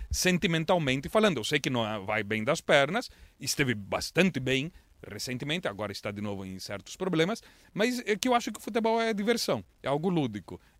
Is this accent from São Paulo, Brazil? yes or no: no; Londrina, Paraná, Brazil; E eu cresci em Londrina e eu adoro o cupim.